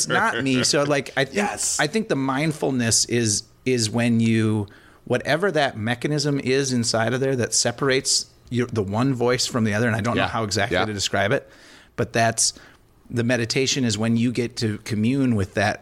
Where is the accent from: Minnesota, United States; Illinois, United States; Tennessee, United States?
Minnesota, United States; Elk River; I grew up in Elk River